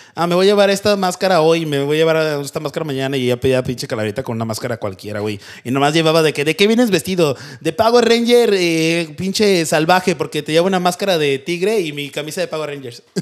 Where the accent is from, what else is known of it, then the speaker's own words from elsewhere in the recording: Mexico; now in United States; nosotros de México pedíamos calaverita